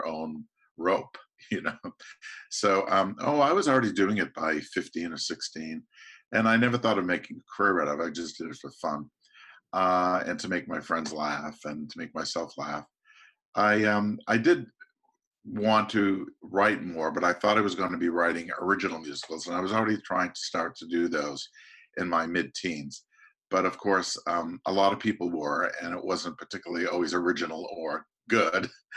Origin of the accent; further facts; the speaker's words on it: Boston, Massachusetts, United States; I grew up in the Boston area